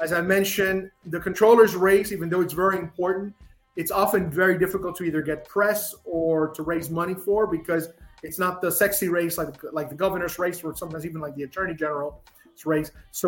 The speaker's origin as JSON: {"language": "English", "country": "Puerto Rico", "said": "I'd rather be cold, which is strange people say it because I'm from Puerto Rico. They think I like the heat."}